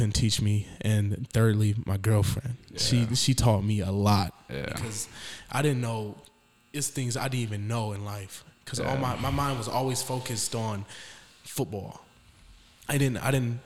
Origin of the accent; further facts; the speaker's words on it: Detroit, Michigan, United States; I grew up in Detroit, Michigan